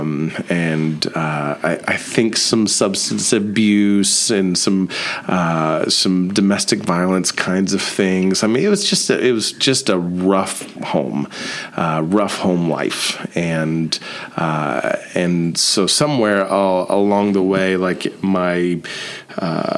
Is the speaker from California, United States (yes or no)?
no; Columbia City, Indiana, United States; also born or lived in Dayton, Ohio / St. Louis, Missouri; I grew up in Columbia City